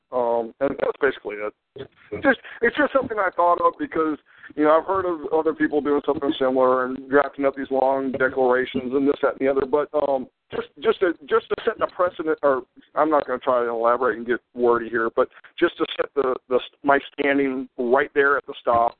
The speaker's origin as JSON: {"language": "English", "region": "Florida", "country": "United States", "also_born_or_lived": "Hawaii", "said": "I'm from Florida"}